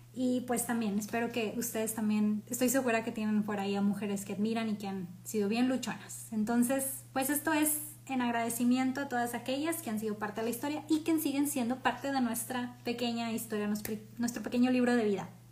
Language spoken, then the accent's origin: Spanish; Mexico; orgullosos como mexicanos o como latinos